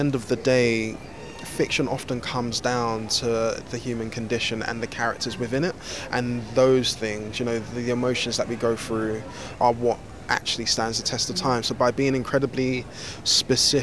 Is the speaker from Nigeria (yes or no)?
yes; Nigeria; I'm also Nigerian